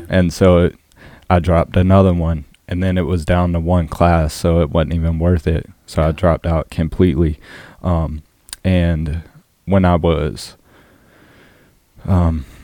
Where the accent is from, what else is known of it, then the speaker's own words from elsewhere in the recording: Orangeburg, South Carolina, United States; Yeah, and so it's one of the biggest counties in South Carolina, but there is nothing for the youth.